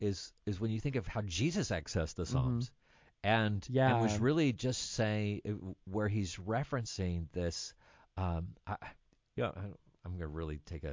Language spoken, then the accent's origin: English; Kentucky, United States; I'm from Kentucky.